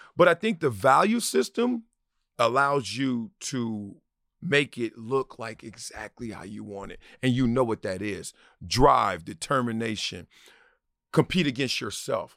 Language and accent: English; Los Angeles, California, United States; also born or lived in Compton; now in Encino, United States; South Central where I grew up